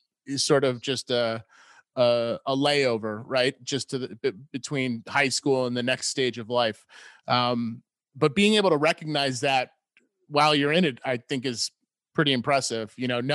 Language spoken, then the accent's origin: English; New England, United States; also born or lived in upstate New York; Growing up in New England